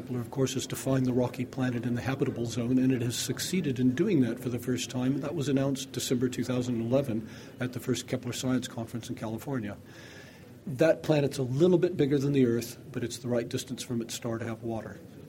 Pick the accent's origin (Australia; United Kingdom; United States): United Kingdom; accent: North American; You can hear I have a North American accent, even though I am British. I'm one of these immigrants you read so much about.